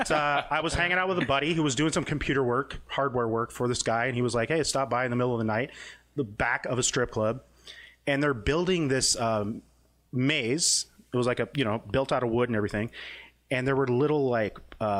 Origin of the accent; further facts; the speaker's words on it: Las Vegas, Nevada, United States; also born or lived in Toronto, Canada / Seattle, United States; I'm originally from Toronto, but I grew up in Vegas. I moved here when I was three